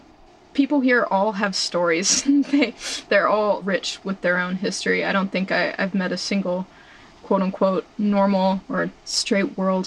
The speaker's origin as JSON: {"language": "English", "region": "Central North Carolina", "country": "United States", "moved": "as an adult", "lives_now": "East Jesus, California, United States", "said": "I'm 21 and three quarters. I'm from Central North Carolina. I've grown up making art."}